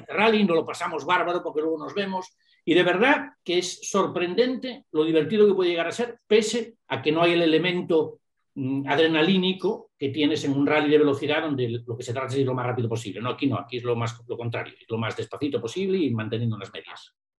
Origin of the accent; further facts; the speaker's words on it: A Coruña, Galicia, Spain; also born or lived in England; una persona que viene de La Coruña, que no es una ciudad muy grande, ¿no? que vengo de La Coruña